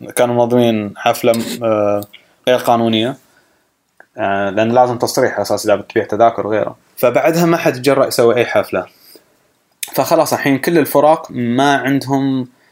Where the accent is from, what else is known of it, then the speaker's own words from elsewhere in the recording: Saudi Arabia; moved away; also born or lived in United States; ما كنت اشوفها في السعوديه